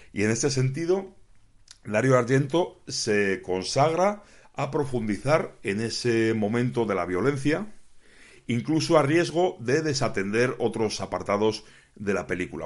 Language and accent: Spanish; Spain; yo como aficionado español